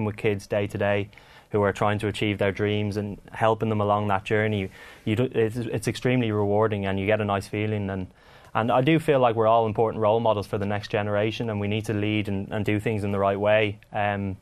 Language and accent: English; Ireland; now in England; growing up in Ireland